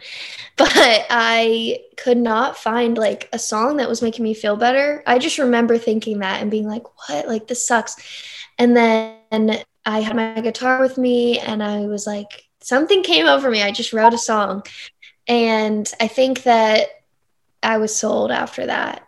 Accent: North Carolina, United States; moved away as an adult; now in Nashville, United States; I'm from North Carolina

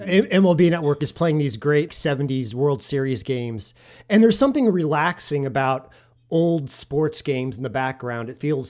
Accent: Kansas City, United States; I'm from Kansas City

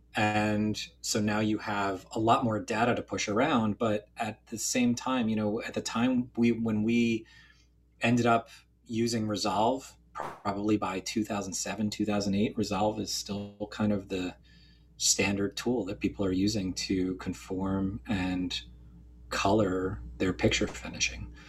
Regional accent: central northern New Jersey, United States; moved away as an adult; also born or lived in Philadelphia; I grew up in kind of central northern New Jersey

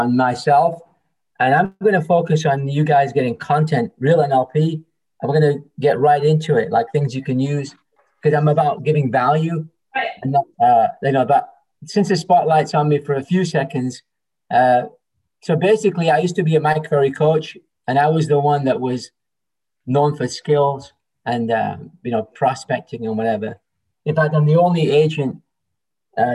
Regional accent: England, United Kingdom; now in Toronto, Canada; I'm from England originally.

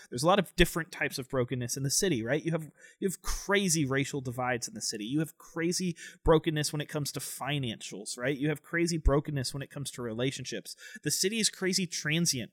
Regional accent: Tampa, Florida, United States; moved away as an adult; now in North Carolina, United States; I am originally from Tampa, Florida. Grew up there

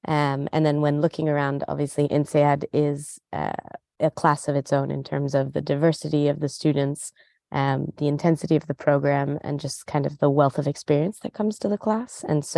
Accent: United States; moved away as an adult; also born or lived in Cairo / Buenos Aires / Southeast Asia / Middle East; I'm American, but I have spent much of my professional life abroad. I lived and worked in Cairo, in Buenos Aires, in Southeast Asia, in the Middle East.

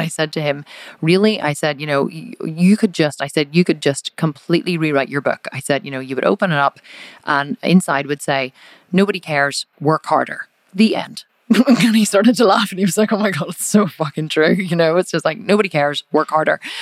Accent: Belfast, Northern Ireland, United Kingdom; I'm actually from Belfast up in the north of Ireland

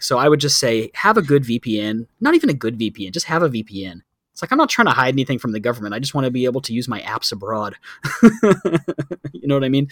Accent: Texas, United States; moved away as an adult; now in Thailand; growing up in Texas

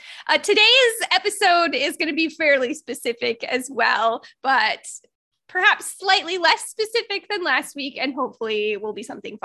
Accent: Northern Indiana, United States; also born or lived in Naples, Florida; now in Florida, United States; I grew up in Northern Indiana

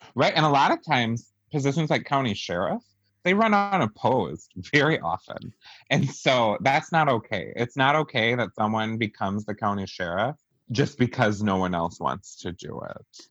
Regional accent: Wisconsin, United States; we're all from Wisconsin

